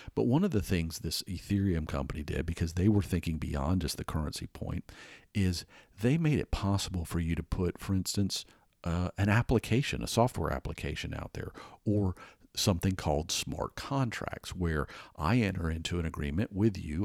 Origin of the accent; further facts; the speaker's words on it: Atlanta, Georgia, United States; moved away; growing up in Atlanta.